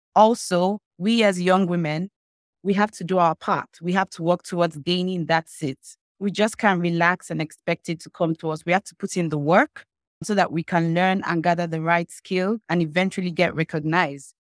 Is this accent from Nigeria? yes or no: yes; eastern Nigeria, Nigeria; I'm from the eastern part of Nigeria.